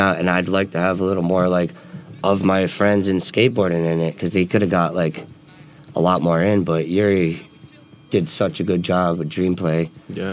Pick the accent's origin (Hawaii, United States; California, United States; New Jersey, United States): New Jersey, United States; Kearny; moved away as an adult; also born or lived in Newark, New Jersey; I was born and raised in Kearney, New Jersey.